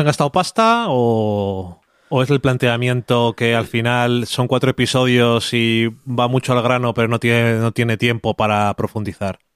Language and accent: Spanish; Burgos, Castile and León, Spain; como soy de Burgos, pensamos que no tenemos ningún tipo de acento dentro de España